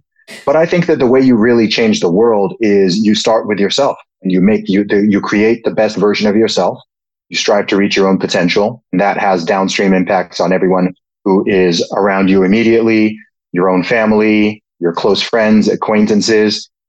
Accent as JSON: {"language": "English", "country": "Saudi Arabia", "tie": "born or raised there", "said": "But I mean, I grew up in the Middle East. I spent 20 years living in Saudi Arabia. Of course, my family background is originally from Nigeria, from West Africa."}